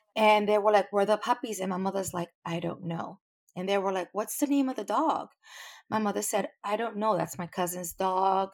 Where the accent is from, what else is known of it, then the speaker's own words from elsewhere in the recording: New York City, New York, United States; I'm from New York. I'm, I'm not in Puerto Rico